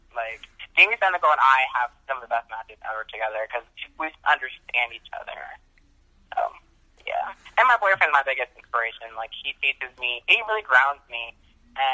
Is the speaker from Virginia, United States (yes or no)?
no; New Jersey, United States; I'm from New Jersey, so we have Wawa